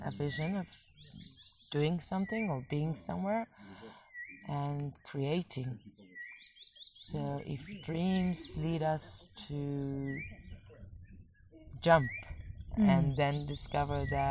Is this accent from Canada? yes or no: no; Israel; I'm an Israeli, not just because I was born in Israel to a Jewish family